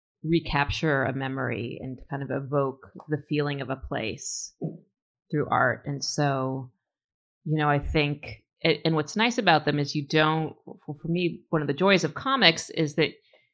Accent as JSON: {"language": "English", "town": "Berkeley", "region": "California", "country": "United States", "said": "the shops on Shattuck Avenue in Berkeley where I'm from"}